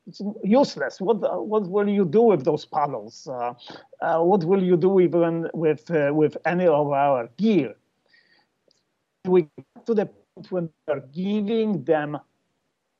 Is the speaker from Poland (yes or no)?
yes; Poland; We are all from Poland.